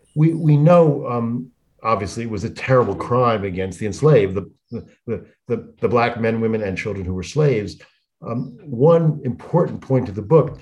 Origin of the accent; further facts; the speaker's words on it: Massachusetts, United States; my home state of Massachusetts